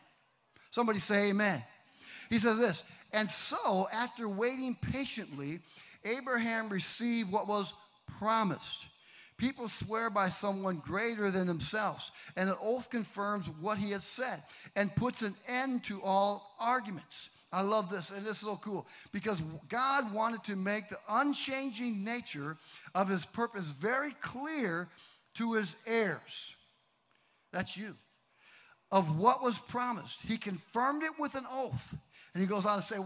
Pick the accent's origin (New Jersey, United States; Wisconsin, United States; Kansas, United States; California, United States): Wisconsin, United States; Kenosha; moved away; My hometown